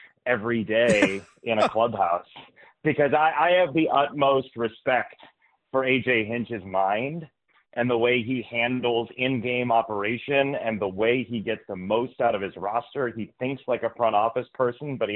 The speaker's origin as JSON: {"language": "English", "region": "Midwest", "country": "United States", "tie": "born or raised there", "said": "growing up in the Midwest"}